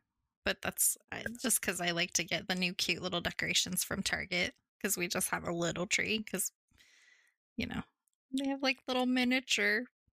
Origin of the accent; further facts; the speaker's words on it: Star Valley, Wyoming, United States; I am from Star Valley.